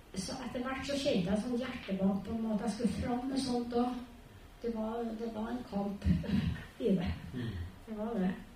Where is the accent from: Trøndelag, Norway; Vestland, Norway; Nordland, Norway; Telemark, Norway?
Trøndelag, Norway; Trondheim; also born or lived in Borgen; now in Melhus, Norway; Jeg er født på Borgen, og så har jeg vokst opp på Heimdal